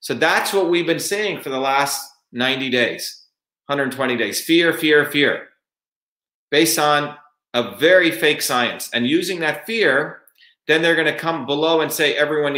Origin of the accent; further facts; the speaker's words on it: India; now in United States; When I grew up in India, in my small village in India, my grandmother was a village healer